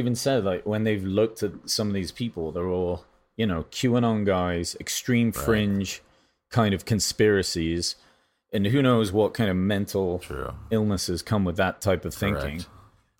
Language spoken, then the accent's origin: English; England, United Kingdom; now in United States; I guess I shouldn't even say this because I'm English, and but I am a citizen of America.